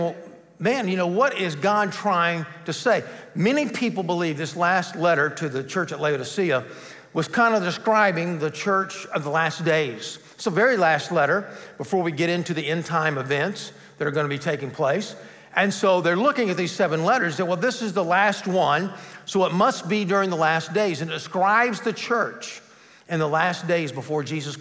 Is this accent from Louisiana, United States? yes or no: no; Bogart, Georgia, United States; I had started a youth group in my hometown of Bogart, Georgia